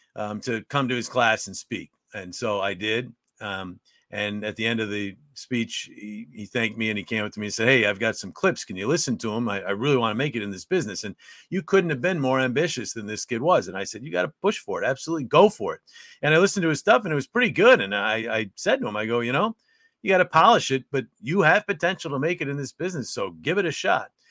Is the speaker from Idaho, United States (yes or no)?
no; Utica, New York, United States; moved away as an adult; also born or lived in Syracuse; my hometown, Utica